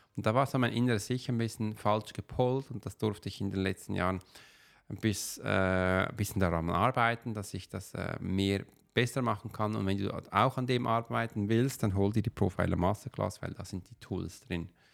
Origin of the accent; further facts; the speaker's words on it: Switzerland; Wir als Schweizer, also ich als Schweizer